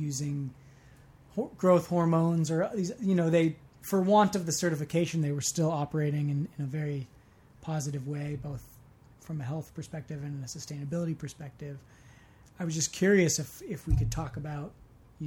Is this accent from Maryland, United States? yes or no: no; Marin, California, United States; growing up in Marin